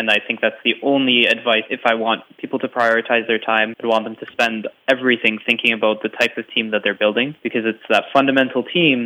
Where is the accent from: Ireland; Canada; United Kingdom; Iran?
Canada; As Canadians